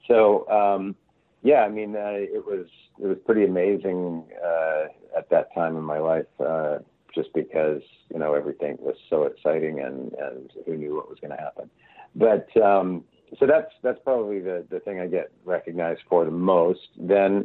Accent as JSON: {"language": "English", "country": "Canada", "moved": "as an adult", "said": "I'm from Canada"}